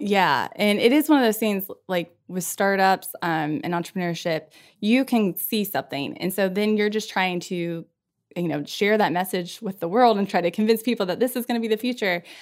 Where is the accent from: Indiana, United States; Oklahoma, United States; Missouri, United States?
Indiana, United States; moved away as an adult; also born or lived in Memphis, Tennessee / Scranton, Pennsylvania; I grew up in Indiana. Like any good Hoosier does